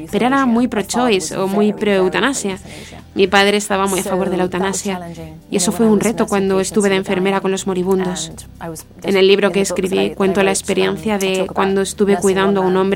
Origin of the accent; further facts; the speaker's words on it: England, United Kingdom; also born or lived in near Rome; now in Italy; Soy inglesa, poeta.